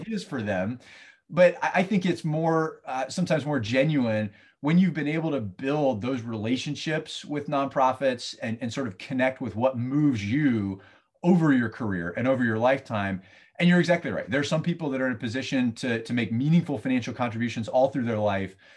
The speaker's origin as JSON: {"language": "English", "region": "Southeast", "country": "United States", "tie": "born or raised there", "also_born_or_lived": "Ohio", "lives_now": "St. Petersburg, United States", "said": "I'm from elsewhere. I was, I grew up in the Southeast"}